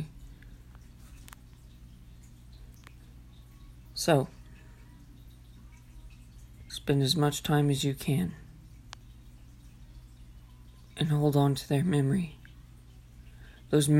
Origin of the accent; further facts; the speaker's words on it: Enid, Oklahoma, United States; in a little bitty town here in Enid